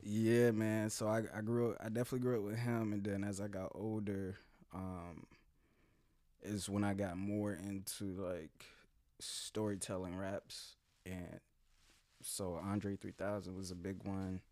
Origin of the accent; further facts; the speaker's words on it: Jacksonville, Florida, United States; I'm from here, man. I'm a native, Jacksonville